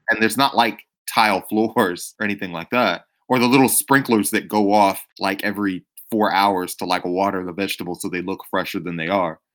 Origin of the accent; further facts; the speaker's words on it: Georgia, United States; I'm from Georgia